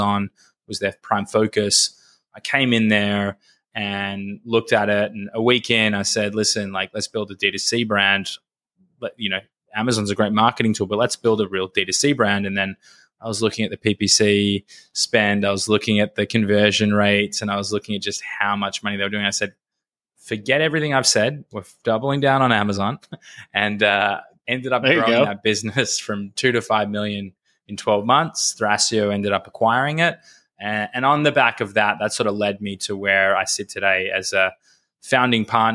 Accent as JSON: {"language": "English", "country": "Australia", "tie": "born or raised there", "also_born_or_lived": "Los Angeles, United States", "accent": "Australian", "moved": "yes", "said": "hopefully my Australian accent is still there. I grew up in Australia"}